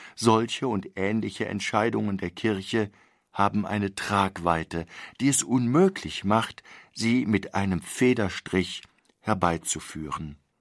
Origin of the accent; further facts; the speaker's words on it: Germany; wir als Deutsche leben